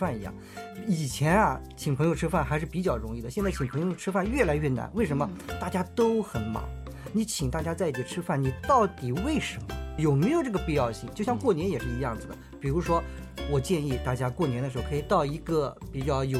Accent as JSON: {"language": "Chinese", "country": "China", "said": "尤其是在我们中国人 嗯 的内心当中"}